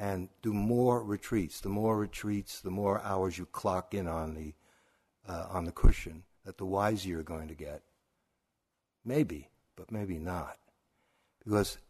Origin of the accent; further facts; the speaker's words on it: New York City, New York, United States; growing up in Brooklyn